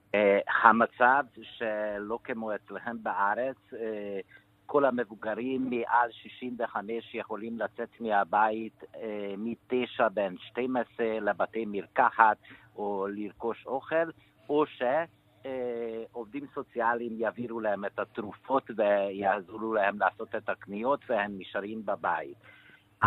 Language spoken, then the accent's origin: Hebrew; Hungary; moved away; also born or lived in Israel; אני נולדתי בדיקטטורה בשנות ה-50 ולא במקרה שאני ברחתי מפה